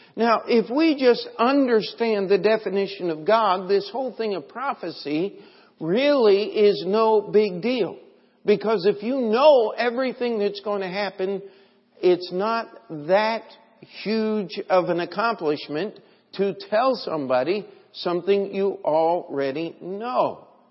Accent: United States; I'm just an American and hope always to be

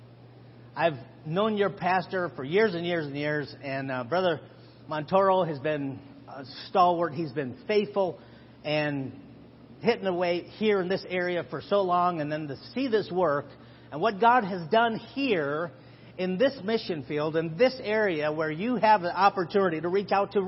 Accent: Chicago, Illinois, United States; My wife and I both born and raised in Chicago

